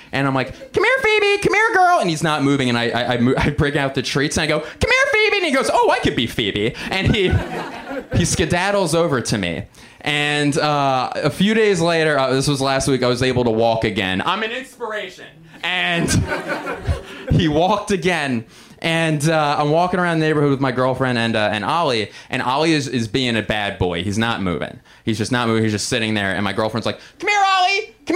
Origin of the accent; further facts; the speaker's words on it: suburbs of Philadelphia, Pennsylvania, United States; I'm from 20 very important, safe, amazing public school ridden miles outside of that city